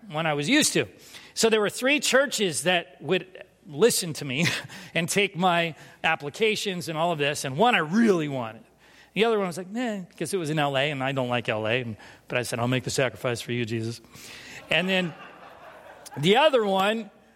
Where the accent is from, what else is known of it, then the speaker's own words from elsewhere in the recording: San Diego, California, United States; also born or lived in Winona, Minnesota; I'm from San Diego.